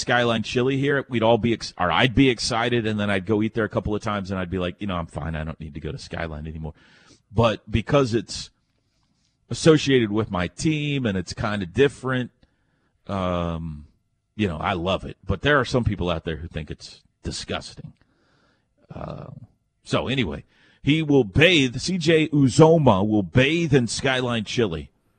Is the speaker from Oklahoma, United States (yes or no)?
yes; Oklahoma, United States; also born or lived in Indiana; I grew up in Oklahoma. I live here now.